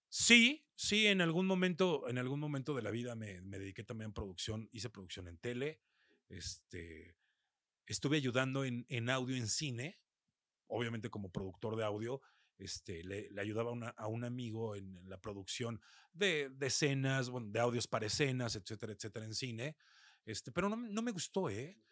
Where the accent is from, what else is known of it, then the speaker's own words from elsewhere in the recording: Mexico; aquí en mi país